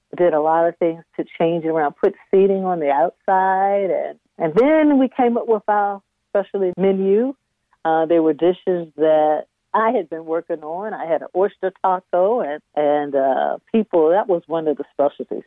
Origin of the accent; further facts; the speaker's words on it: Washington, District of Columbia, United States; also born or lived in Richmond, Virginia / Maryland; now in Reedville, United States; when I was about four or five, we relocated to the Washington metropolitan area, and that's where I grew up. I, I went to school, public schools in Washington D.C.